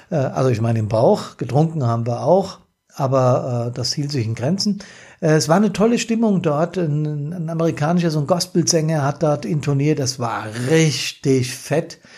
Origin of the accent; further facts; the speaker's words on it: Hesse, Germany; born there; klar, ich bin äh, gebürtig Hesse und Frankfurt ist eine Riesen-City mit ihren Hochhäusern, aber Berlin ist eben Hauptstadt.